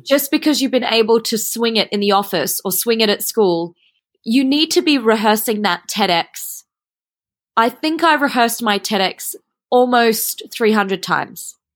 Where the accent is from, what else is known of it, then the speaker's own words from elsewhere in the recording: Australia; also born or lived in Switzerland; now in Singapore; I went to study there as a Australian, Asian person in the European environment